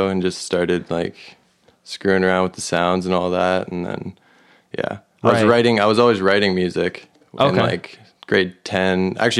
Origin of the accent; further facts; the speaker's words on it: Kelowna, British Columbia, Canada; Born and raised here in Kelowna.